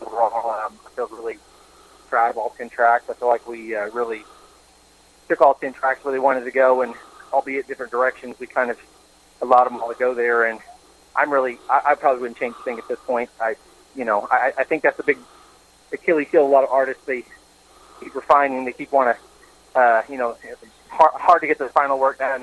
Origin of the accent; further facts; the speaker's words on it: Tahlequah, Oklahoma, United States; moved to my hometown, Tahlequah